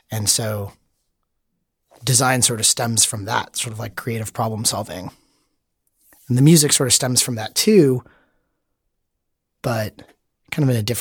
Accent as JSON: {"language": "English", "region": "Florida", "country": "United States", "tie": "born or raised there", "lives_now": "San Francisco, United States", "said": "I grew up in Florida, mm-hmm. South Florida, and I went to college in Gainesville, Florida."}